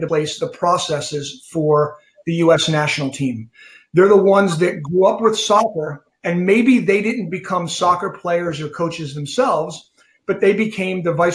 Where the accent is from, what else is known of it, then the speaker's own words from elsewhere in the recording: New Jersey, United States; I grew up in New Jersey, so I was a Cosmos fan